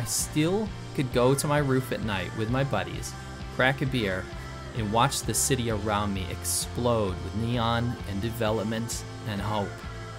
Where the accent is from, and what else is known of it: United States; born or raised there; moved away as an adult; now in China